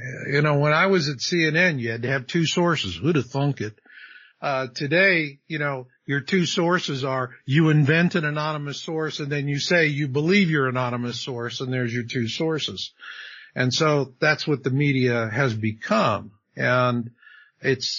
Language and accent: English; Arizona, United States; I grew up in Arizona.